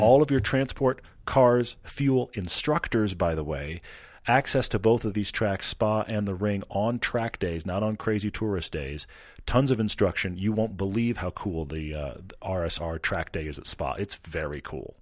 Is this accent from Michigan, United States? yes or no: no; Texas, United States; I grew up in Texas